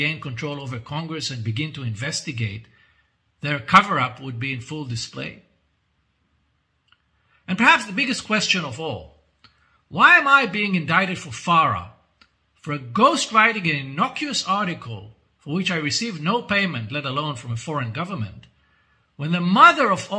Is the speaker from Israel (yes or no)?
yes; Israel